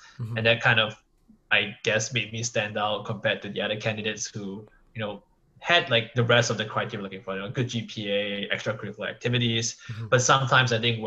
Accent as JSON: {"language": "English", "country": "Singapore", "tie": "born or raised there", "moved": "as an adult", "lives_now": "United States", "said": "I felt as kind of an Asian growing up in Singapore"}